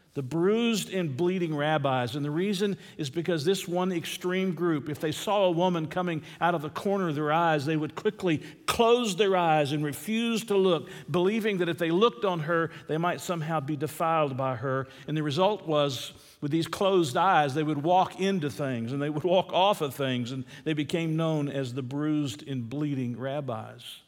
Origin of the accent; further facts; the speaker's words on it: Atlanta, Georgia, United States; I'm a city boy. I grew up in Atlanta, Georgia.